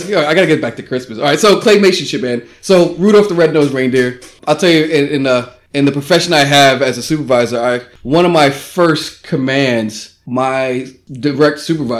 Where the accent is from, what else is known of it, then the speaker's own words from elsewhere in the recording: New York City, New York, United States; growing up in the Bronx